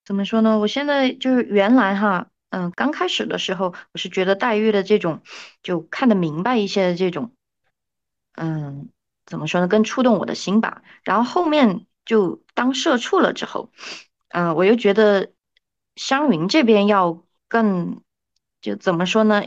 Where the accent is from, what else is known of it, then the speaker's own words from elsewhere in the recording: China; 我们中国人